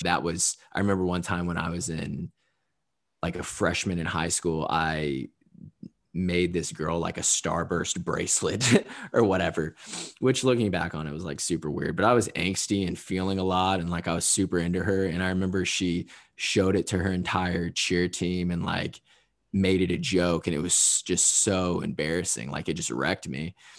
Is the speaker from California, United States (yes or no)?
no; Southern Indiana, United States; also born or lived in Louisville, Kentucky; me growing up in Southern Indiana